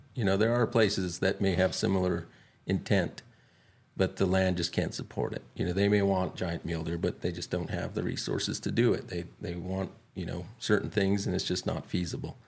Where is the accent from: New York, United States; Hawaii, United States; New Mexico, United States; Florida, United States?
New Mexico, United States; Dulce; I grew up in Dulce and, and, uh, my parents were teachers. So, um, this is home to me